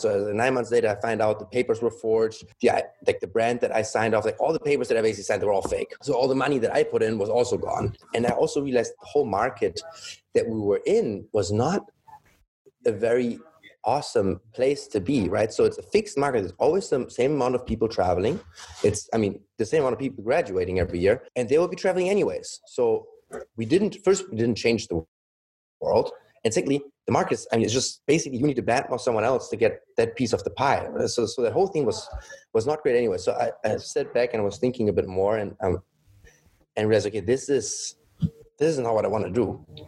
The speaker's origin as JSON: {"language": "English", "country": "Germany", "tie": "born or raised there", "also_born_or_lived": "Shanghai, China / Düsseldorf, Germany / Munich, Germany", "moved": "as an adult", "lives_now": "Los Angeles, United States", "said": "I grew up in Germany, mainly Germany. Mother Chinese, my dad is German"}